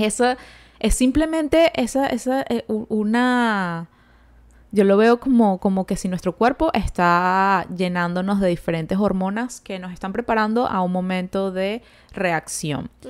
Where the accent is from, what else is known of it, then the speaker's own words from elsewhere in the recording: Venezuela; moved away as an adult; yo desde que salí de Venezuela